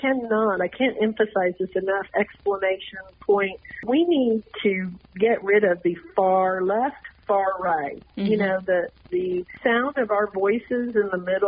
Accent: Texas, United States; I'm from Texas

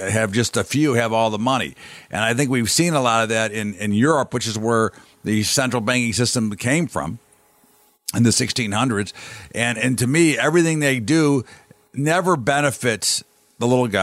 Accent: United States; I'm an American

